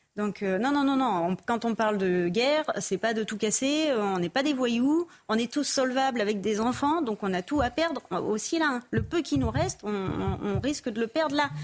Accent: Tours, Centre-Val de Loire, France; moved away; J'ai grandi à Tours, en plein centre-ville, dans un milieu plutôt aisé

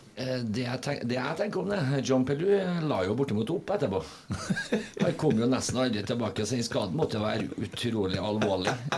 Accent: Trøndelag, Norway; som trønder

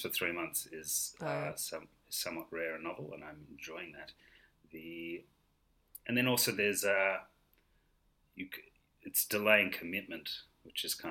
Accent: Melbourne, Victoria, Australia; now in London, United Kingdom; I am originally from Melbourne, but I'm currently living in London

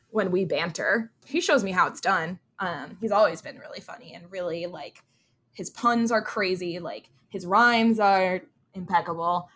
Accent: New Jersey, United States; I have Jersey pride

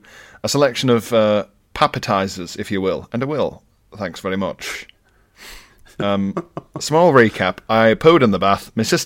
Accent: North West England, United Kingdom; Very close, but I'm actually from Cumbria.

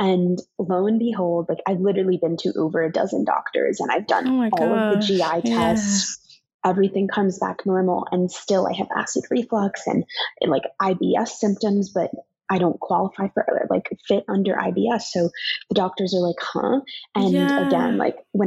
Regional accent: New York City, New York, United States; growing up in New York City

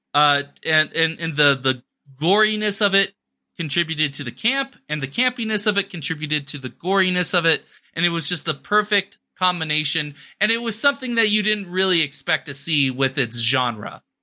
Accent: Arizona, United States; now in New Mexico, United States; my home state of Arizona

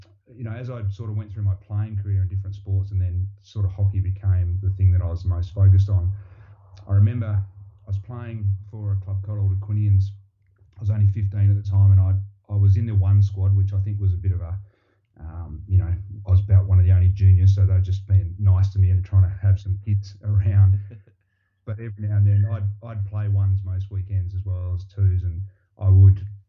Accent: Ferguson Valley, Western Australia, Australia; moved away as an adult; also born or lived in England; now in New Zealand; I was brought up in a dairy farm in a little place called Ferguson Valley in 2 hours south of Perth, Western Australia

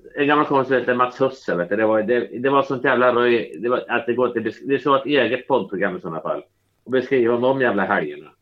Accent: Norrköping, Östergötland, Sweden; moved away as an adult; now in Stockholm, Sweden; hela min uppväxt i Norrköping

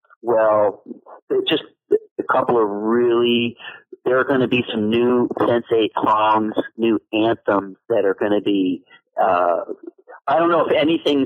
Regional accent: Middlebury, Vermont, United States; also born or lived in West Oakland, Oakland, California; now in Oakland, United States; my hometown of Middlebury, Vermont

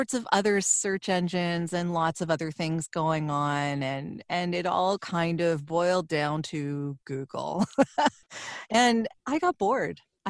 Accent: Toronto, Ontario, Canada; I grew up in Toronto, Canada, so I am living just north of that right now

